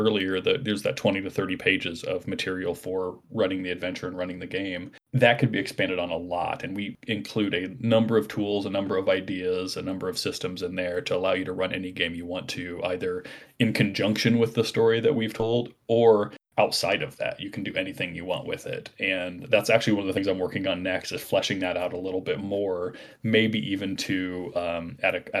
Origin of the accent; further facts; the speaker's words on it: Midwest, United States; we're all Midwesterners at heart